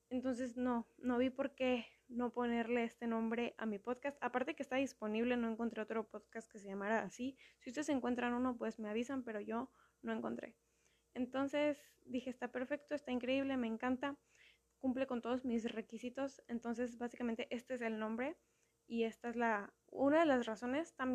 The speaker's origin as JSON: {"language": "Spanish", "country": "Mexico", "said": "Ahorita estoy viviendo en Mérida, Yucatán, o sea, soy mexicana, obvio, pero no soy de Mérida. He vivido en varias partes a lo largo de mi vida"}